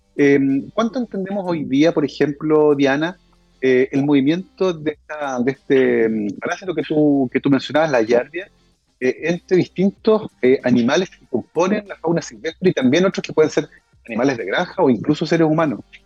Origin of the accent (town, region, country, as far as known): Concepción, Biobío, Chile